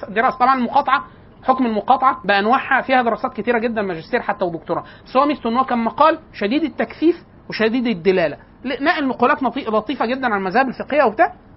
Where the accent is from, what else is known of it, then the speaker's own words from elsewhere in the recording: Upper Egypt, Egypt; وده بيتلبس حتى الان عندنا في الصعيد